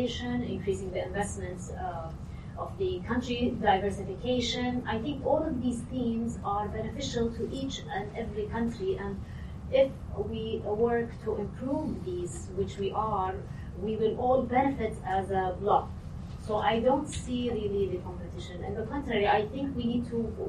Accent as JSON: {"language": "English", "country": "Saudi Arabia", "said": "since I'm from Saudi Arabia"}